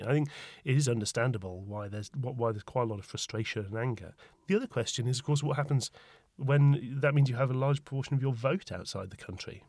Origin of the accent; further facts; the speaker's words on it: Tyneside, North East England, United Kingdom; moved away as an adult; now in London, United Kingdom; In my mind, Tyneside is still my home with a capital H